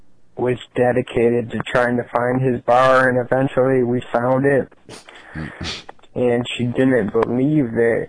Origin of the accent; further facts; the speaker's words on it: Orange County, California, United States; I'm from Orange County